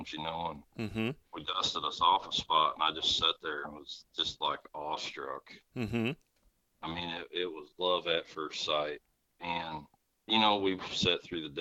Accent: Rensselaer, Indiana, United States; my sister Amy and I grew up right here in Rensselaer.

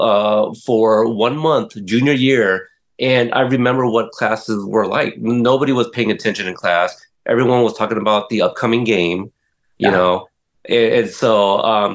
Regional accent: Portland, Oregon, United States; born or raised there; also born or lived in Corpus Christi, Texas

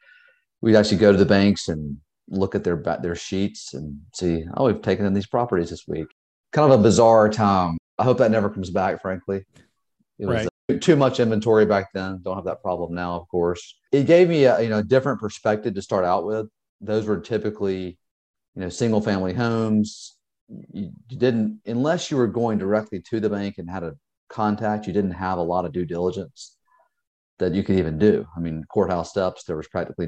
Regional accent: Georgia, United States; moved away as an adult; now in Charleston, United States; I am originally from Georgia. I've been in South Carolina now for about 20 years here in Charleston

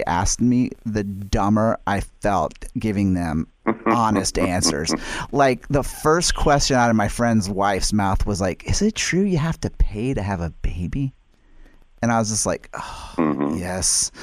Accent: United States; being an American. And obviously, I mean, I grew up here. I was born here. I was raised here

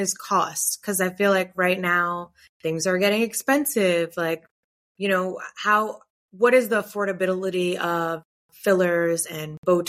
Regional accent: New York City, New York, United States; now in Los Angeles, United States; I'm from New York City, but now live in Los Angeles.

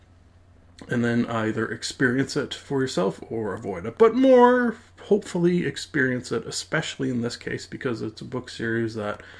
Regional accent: Canada; me being a Canadian

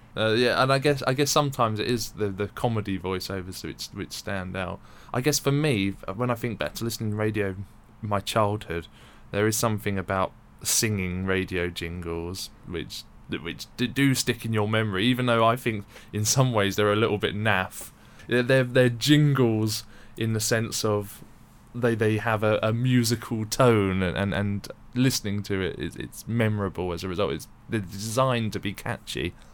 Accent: London, United Kingdom; I grew up in London

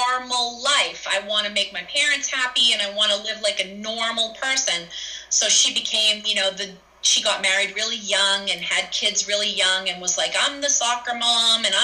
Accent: Salem, Massachusetts, United States; growing up in Salem

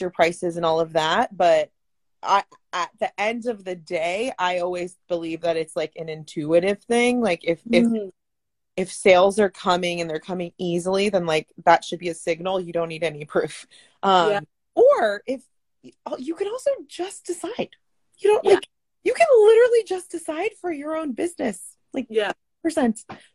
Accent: San Francisco, California, United States; I'm actually from the Bay Area. I was born in San Francisco, but ooh, both my parents are Guatemalan.

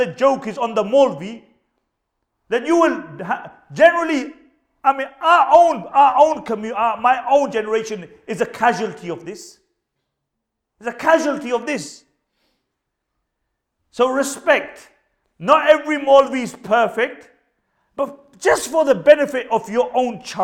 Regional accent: Punjab, Pakistan; I'm Pakistani myself

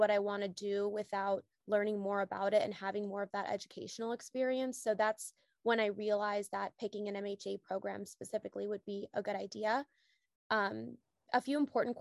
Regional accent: Michigan, United States; I'm originally from Michigan

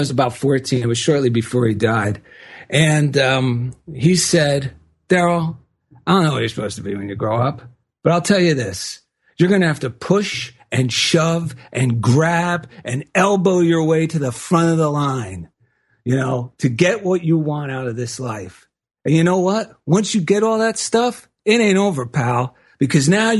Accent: New Jersey, United States; now in Culver City, United States; I grew up back in New Jersey

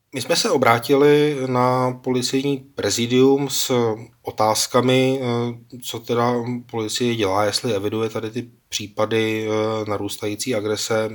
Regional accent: Czechia; dlouhodobě jsme jako Češi přece učení v tom

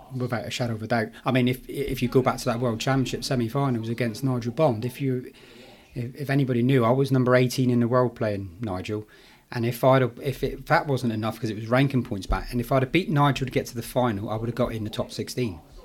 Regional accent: Plymouth, South West England, United Kingdom; in Plymouth, in my hometown

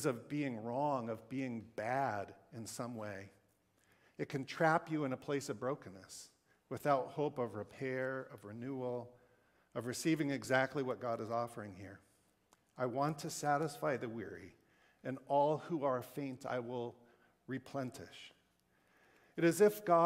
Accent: the West, Wyoming, Montana, United States; moved away; I grew up in the West, in Montana, in Wyoming, a land shaped by a dominant white culture

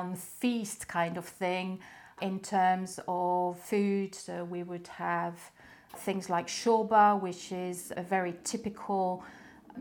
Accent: France; English is a second language; moved away as an adult; now in United Kingdom; I'm French originally. I've been here 20 odd years, so probably feel about half English by now.

